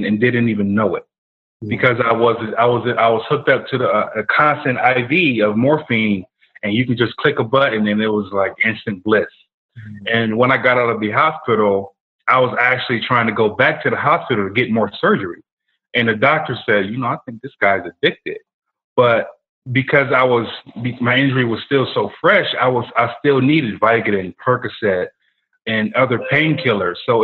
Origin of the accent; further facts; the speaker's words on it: Rochester, New York, United States; moved away as an adult; now in Atlanta, United States; I'm from Rochester, New York